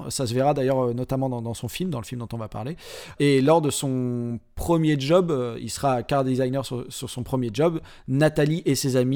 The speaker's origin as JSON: {"language": "French", "country": "France"}